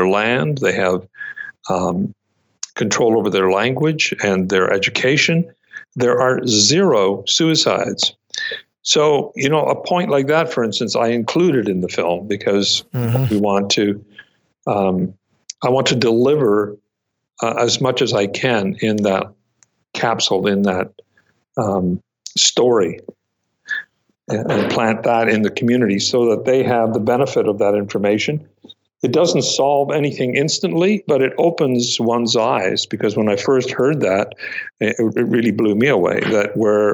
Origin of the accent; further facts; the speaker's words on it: Red River, Manitoba, Canada; moved away as an adult; now in Ontario, Canada; I'm Métis and I'm from the Red River, but most of my adult life I've been in Ontario.